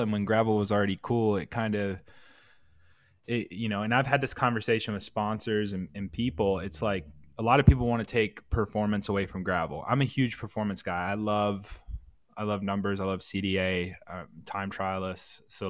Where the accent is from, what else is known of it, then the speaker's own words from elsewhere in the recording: South Carolina, United States; So I'm from South Carolina, and I worked really, really hard to lose my accent.